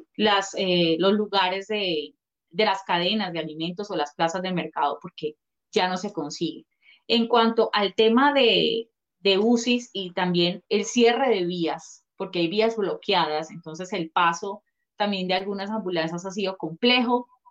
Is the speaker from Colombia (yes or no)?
yes; Colombia; nosotros como colombianos, ciudadanos